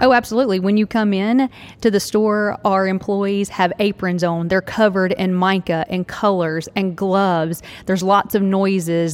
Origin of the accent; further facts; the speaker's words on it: Tennessee, United States; I'm from Tennessee, right here in Tennessee